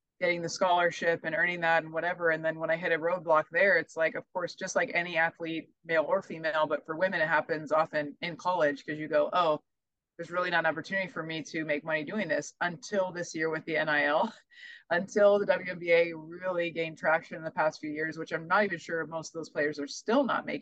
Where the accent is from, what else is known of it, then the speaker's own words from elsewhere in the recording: Omaha, Nebraska, United States; I'm from Omaha